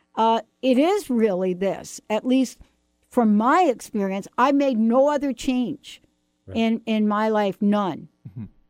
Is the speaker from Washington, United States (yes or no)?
no; New York, United States; I'm from New York